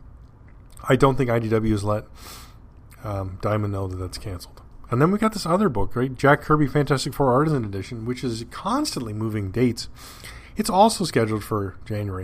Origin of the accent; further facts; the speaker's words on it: Canada; Being a Canadian